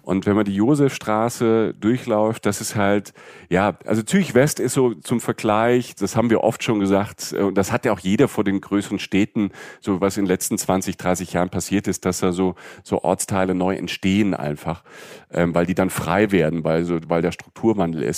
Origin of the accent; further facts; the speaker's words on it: Germany; als Deutsche